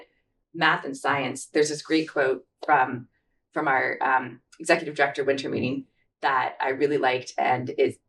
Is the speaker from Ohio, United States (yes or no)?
no; Kansas City, Missouri, United States; moved away as an adult; also born or lived in Alaska; now in Anchorage, United States; I grew up in Kansas City, the Missouri side